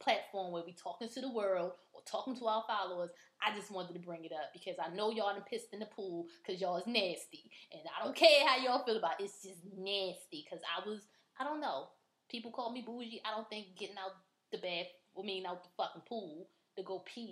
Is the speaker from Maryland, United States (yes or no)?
yes; Baltimore, Maryland, United States; we grew up in Baltimore